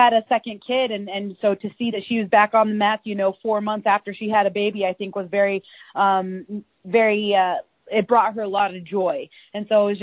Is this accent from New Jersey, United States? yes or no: no; Washington, United States; we're both from Washington State